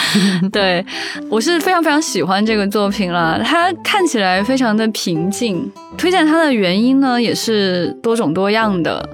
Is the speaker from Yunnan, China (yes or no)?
no; Xi'an, Shaanxi, China; 我家在西安